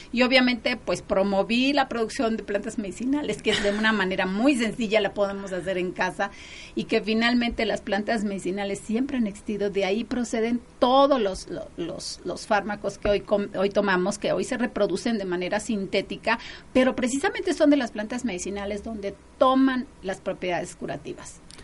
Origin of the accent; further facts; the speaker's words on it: Chiapas, Mexico; Yo soy de Chiapas